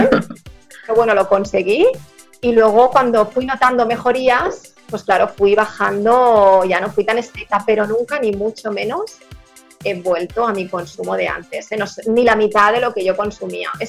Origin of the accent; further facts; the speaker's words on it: Barcelona, Catalonia, Spain; yo, yo soy de Barcelona